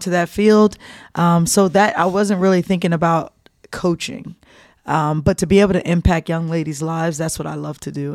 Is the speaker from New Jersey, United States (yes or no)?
yes; New Jersey, United States; moved away; I'm from Jersey